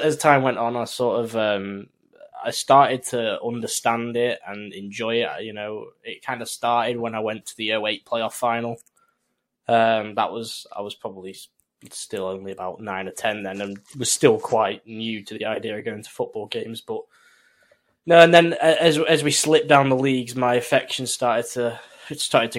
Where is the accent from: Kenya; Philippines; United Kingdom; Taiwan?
United Kingdom; Hazel Grove, North West England; being living in Hazelgrove